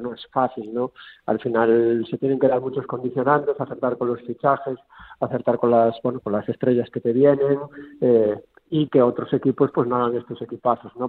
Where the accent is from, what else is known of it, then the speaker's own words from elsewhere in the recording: Galicia, Spain; como gallego que soy